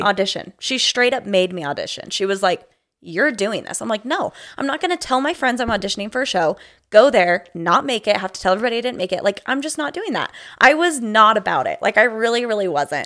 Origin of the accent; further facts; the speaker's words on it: Provo, Utah, United States; moved away as an adult; I grew up in Provo, Utah